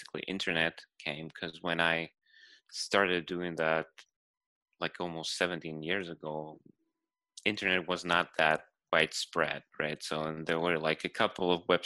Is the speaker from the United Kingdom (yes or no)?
no; Ukraine; now in Los Angeles, United States; I'm originally from Ukraine. Right now I'm stationed in Los Angeles.